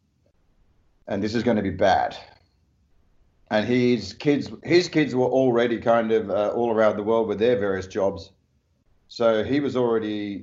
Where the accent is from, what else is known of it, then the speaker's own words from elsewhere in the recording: Perth, Western Australia, Australia; my hometown of Perth